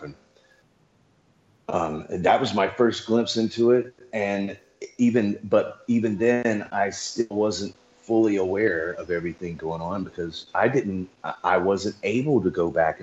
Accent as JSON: {"language": "English", "region": "Louisiana", "country": "United States", "said": "I'm from Louisiana"}